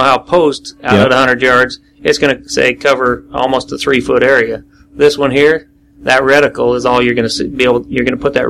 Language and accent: English; Blackfoot, Idaho, United States; Okay, we're from Blackfoot, Idaho, all of us that are owners and everybody that helps out in this.